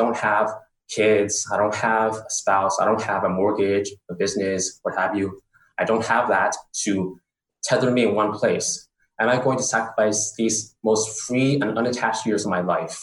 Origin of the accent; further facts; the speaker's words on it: San Francisco, California, United States; moved away as an adult; also born or lived in Bangkok, Thailand; I'm originally from San Francisco, California